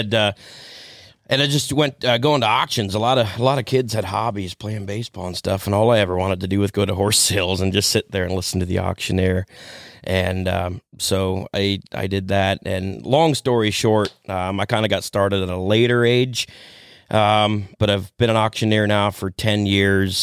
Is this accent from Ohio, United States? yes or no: yes; Millersburg, Ohio, United States; now in Shipshewana, Indiana, United States; I grew up in Holmes County, Ohio, over by Millersburg